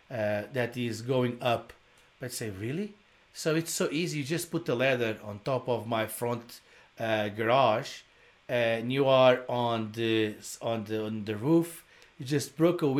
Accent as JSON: {"language": "English", "country": "Portugal", "also_born_or_lived": "Brazil", "second_language": "English", "moved": "yes", "said": "I'm original from Portugal. I did live in Brazil."}